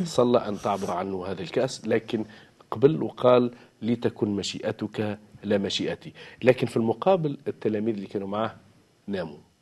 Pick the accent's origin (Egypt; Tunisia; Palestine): Tunisia; نحن كتونسيين وتوانسه